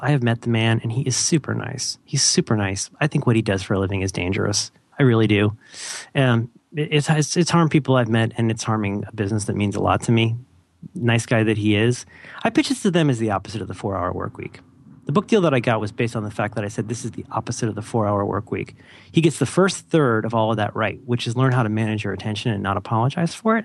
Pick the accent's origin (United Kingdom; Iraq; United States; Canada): United States; Ohio; I'm from Ohio.